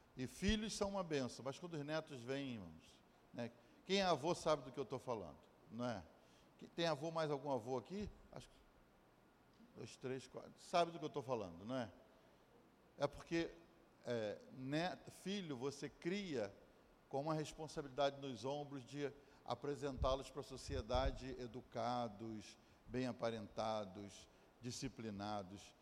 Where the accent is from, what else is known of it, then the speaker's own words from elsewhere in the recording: Brazil; now in United States; eu sou brasileiro